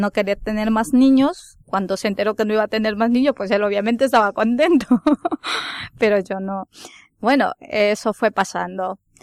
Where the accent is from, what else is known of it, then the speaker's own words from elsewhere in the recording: Ecuador; moved away as an adult; now in Spain; soy de Ecuador, llevo cinco años aquí en España